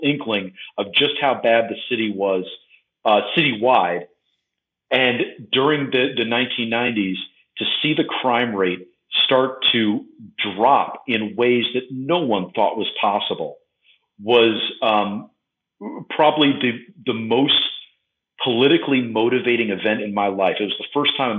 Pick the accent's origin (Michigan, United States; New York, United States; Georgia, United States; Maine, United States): New York, United States; New York City; moved away as an adult; now in Los Angeles, United States; I was raised in New York City. I was a lifelong New Yorker until I abandoned it for